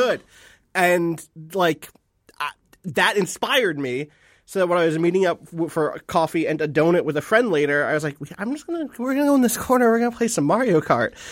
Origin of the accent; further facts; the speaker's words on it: New Jersey, United States; I'm from New Jersey. I'm from the East